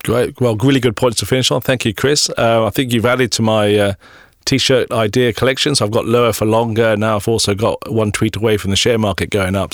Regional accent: New Zealand; proud to be living in New Zealand and, and being a New Zealander

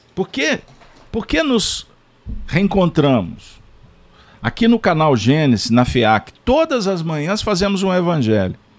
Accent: Brazil; Como brasileiros

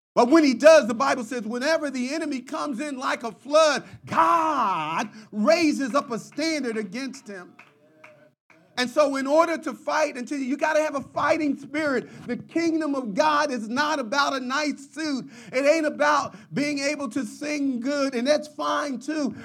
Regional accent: Philadelphia, Pennsylvania, United States; I grew up in North Philadelphia

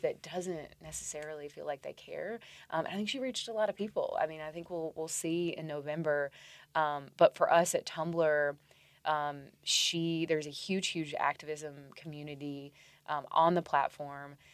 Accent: Tennessee, United States; Tennessee voters, my home state

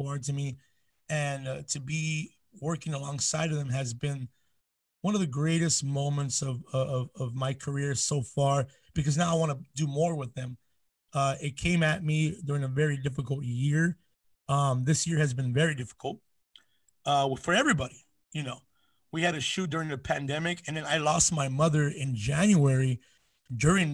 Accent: Southeast Los Angeles County, California, United States; I'm from the area we call Sela, SELA, which is Southeast Los Angeles County

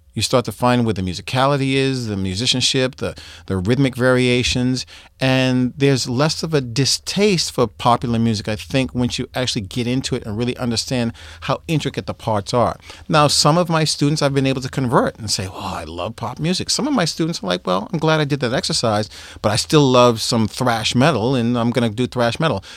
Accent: Boston, Massachusetts, United States; moved away; also born or lived in New York; I'm from Boston

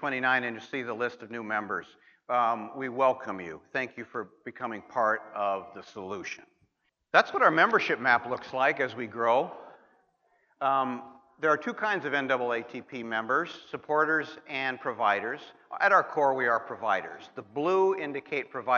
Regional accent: Montana, United States; My home state of Montana

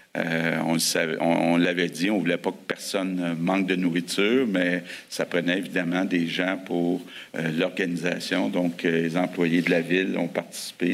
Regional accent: Sainte-Anne-de-Bellevue, Quebec, Canada; Je viens de Montréal, plus, plus, le saint anne de Bellevue

